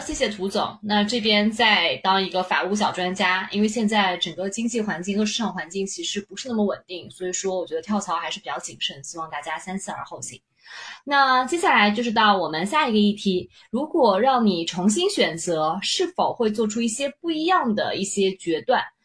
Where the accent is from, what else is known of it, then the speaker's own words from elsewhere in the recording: Nanjing, Jiangsu, China; now in Shanghai, China; 作为一个南京人